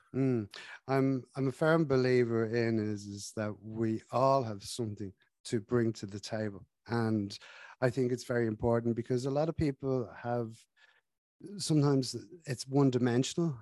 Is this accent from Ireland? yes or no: yes; Ireland; we're from Ireland, we drink a lot of tea